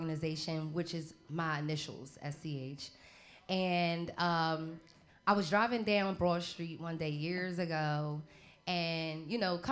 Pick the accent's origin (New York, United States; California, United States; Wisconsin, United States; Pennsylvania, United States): Pennsylvania, United States; Philadelphia; I'm from Uptown Philly